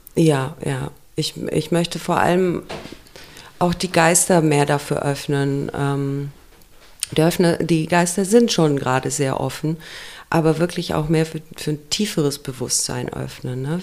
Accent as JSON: {"language": "German", "country": "Romania", "tie": "born or raised there", "moved": "yes", "said": "ich komme aus Rumänien. Und da war Kommunismus, mhm. als ich klein war"}